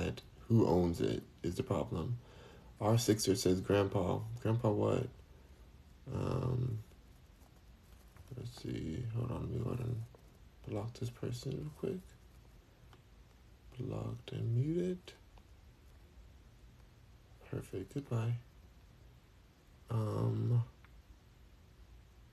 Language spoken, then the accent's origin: English; United States; now in Houston, United States; I'm American